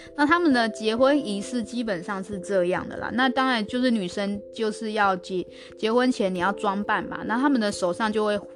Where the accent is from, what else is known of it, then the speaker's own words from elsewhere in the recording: Taiwan; moved away as an adult; also born or lived in Australia; 我们台湾是比较常做成甜点来吃